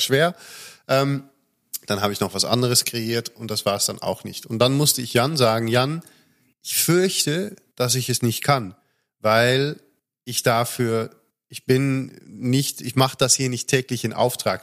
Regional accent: Netherlands; now in Germany; als Holländer

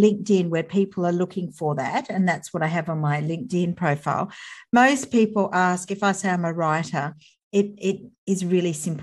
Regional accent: Sydney, New South Wales, Australia; I live in Sydney and I was born in Sydney and grew up here.

